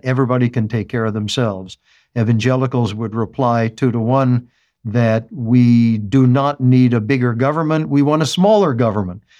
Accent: United States; As an American

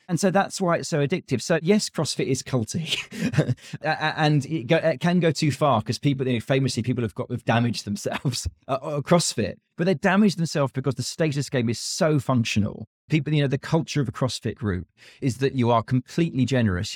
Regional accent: United Kingdom; being a Brit

